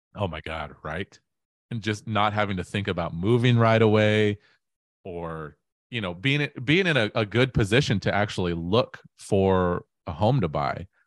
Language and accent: English; Auburn, Washington, United States; I grew up in Auburn, Washington